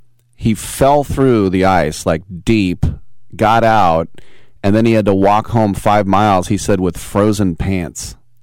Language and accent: English; Richmond, California, United States; I grew up in Richmond across the bay, and there were a lot of, and I was from the hills, but I kind of got street cred because my schools were down in kind of the hood, right?